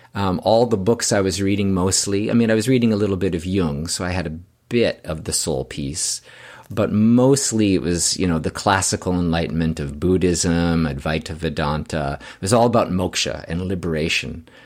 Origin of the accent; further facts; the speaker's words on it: Canada; I'm from Canada